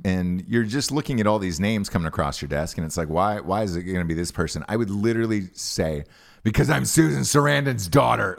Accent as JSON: {"language": "English", "region": "Georgia", "country": "United States", "tie": "born or raised there", "said": "growing up in Georgia"}